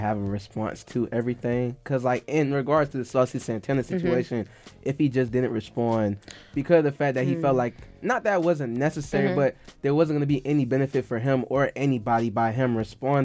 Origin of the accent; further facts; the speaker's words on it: Deerfield Beach, Florida, United States; I'm repping Deerfield